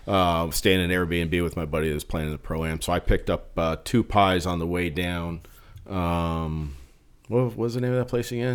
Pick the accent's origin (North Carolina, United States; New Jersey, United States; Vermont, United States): New Jersey, United States; growing up in New Jersey, it was, like, right across the the bridge.